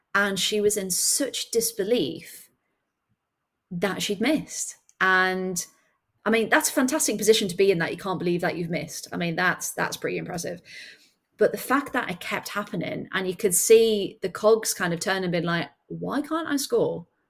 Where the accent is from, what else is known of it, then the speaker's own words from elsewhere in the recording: near Sunderland, North East England, United Kingdom; I grew up near Sunderland